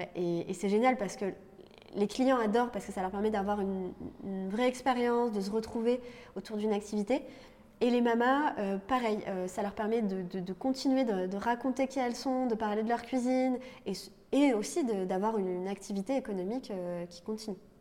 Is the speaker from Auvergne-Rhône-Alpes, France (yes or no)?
no; Lorraine, Grand Est, France; moved away; also born or lived in Paris; je viens de Lorraine à la base